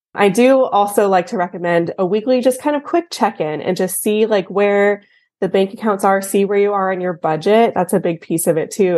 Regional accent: Texas, United States; I'm from Texas, born and raised

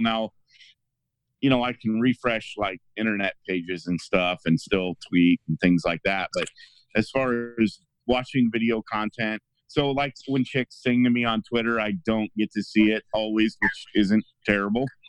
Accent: Illinois, United States; I'm from Illinois, but I'm close enough to Missouri

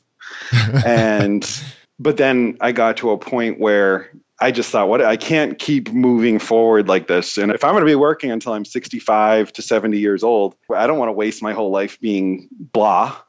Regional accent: East Coast, United States; moved away as an adult; I'm from the East Coast

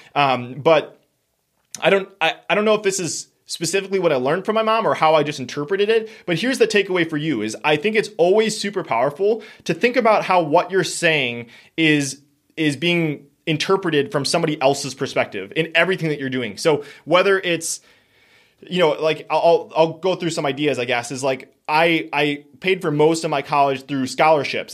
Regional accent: Wisconsin, United States; we are from Wisconsin

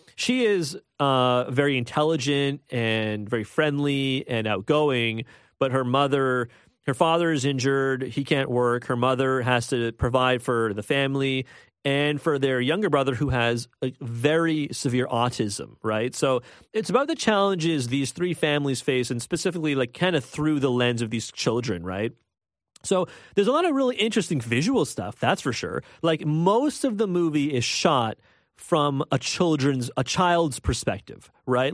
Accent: Toronto, Ontario, Canada; I'm from Scarborough. I think it's important to say that right off the bat. I am from Scarborough.

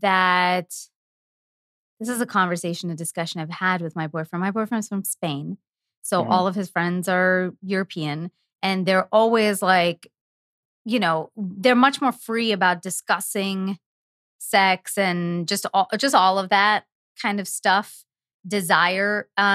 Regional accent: India; I'm Indian. I should not be discussing any of this according to my culture

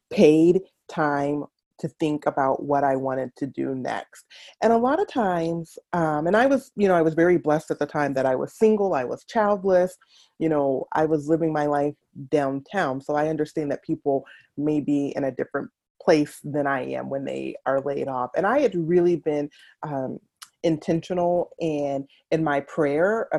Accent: Atlanta, Georgia, United States; moved away as an adult; also born or lived in Washington, D.C.; now in Twin Cities, United States; Born and raised in Atlanta, Georgia

